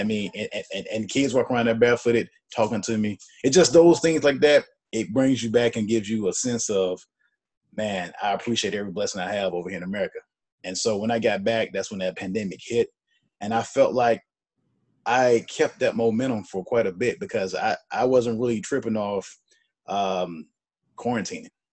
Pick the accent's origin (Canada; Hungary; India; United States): United States; Birmingham, Alabama; moved away as an adult; now in Atlanta, United States; my hometown of Birmingham